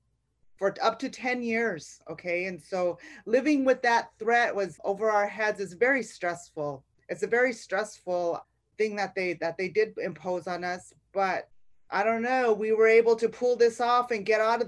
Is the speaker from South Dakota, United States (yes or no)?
yes; Rosebud, South Dakota, United States; moved away as an adult; also born or lived in South Louisiana; now in Louisiana, United States; I'm from Rosebud, South Dakota, originally